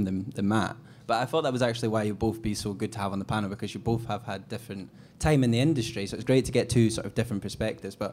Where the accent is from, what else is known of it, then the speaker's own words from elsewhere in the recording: Glenrothes, Scotland, United Kingdom; I'm originally from Glenrothes